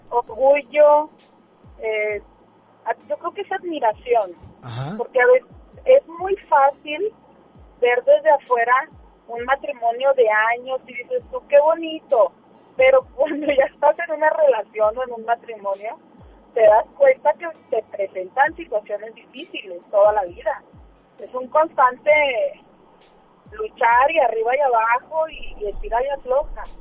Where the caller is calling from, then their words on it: Apodaca, Nuevo León, Mexico; De Apodaca.